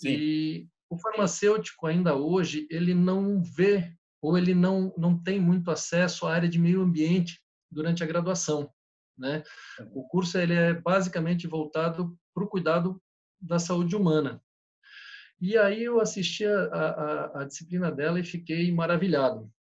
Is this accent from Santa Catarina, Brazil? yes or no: yes; Blumenau, Santa Catarina, Brazil; como eu vim de Blumenau, que é uma cidade bastante industrial